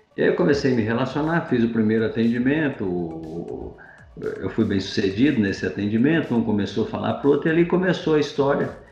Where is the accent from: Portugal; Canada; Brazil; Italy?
Brazil; Ivaiporã, Paraná; moved away as an adult; also born or lived in Mato Grosso / Salvador, Bahia; eu sou de origem humilde no interior do Paraná, eu sou paranaense, uma cidade chamada de Ivaiporã. E como todo menino do, do interior, a gente vivia lá